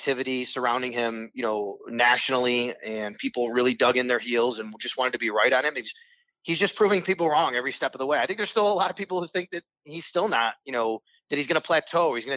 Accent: Western New York, United States; I grew up in Western New York

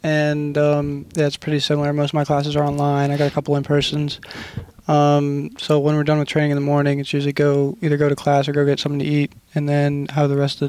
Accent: Ona, West Virginia, United States; growing up here in West Virginia

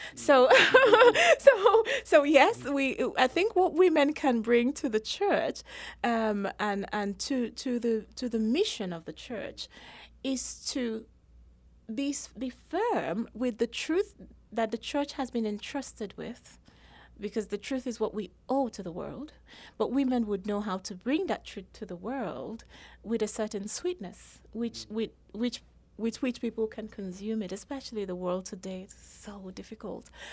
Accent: Nigeria; moved away as an adult; also born or lived in England; I was born in Nigeria, raised in Nigeria, everyone went to university in Nigeria as well.

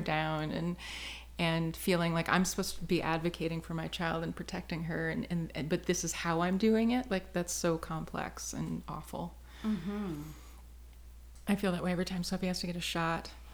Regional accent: Wisconsin, United States; now in Chicago, United States; we're both from Wisconsin

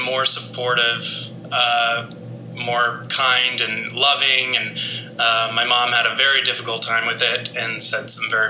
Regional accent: Las Vegas, Nevada, United States; now in New York City, United States; I grew up in Las Vegas

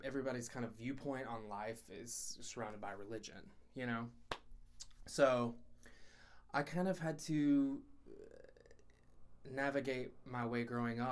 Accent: Speedwell, Tennessee, United States; moved away; also born or lived in Knoxville, Tennessee; I was born in Knoxville, and then I was raised about an hour and a half north in a little town called Speedwell, Tennessee.

